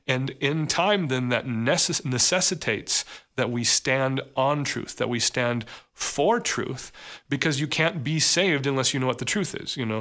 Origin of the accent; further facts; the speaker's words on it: United States; we as an American society